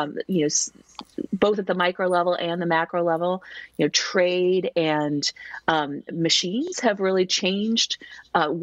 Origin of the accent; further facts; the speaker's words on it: Missouri, United States; I grew up in Missouri